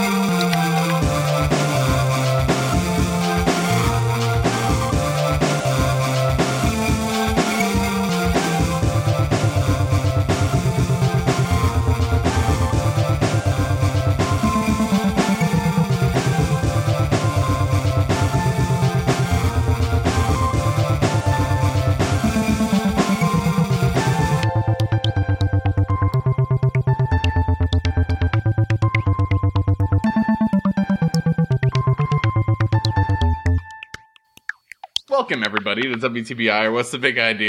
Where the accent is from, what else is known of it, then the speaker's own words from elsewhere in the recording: Massachusetts, United States; I'm from Massachusetts